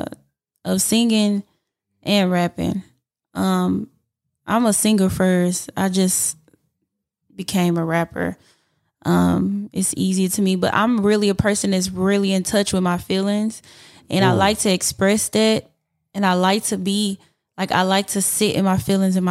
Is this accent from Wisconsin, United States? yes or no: no; Houston, Texas, United States; I'm from Houston, so I always got to represent.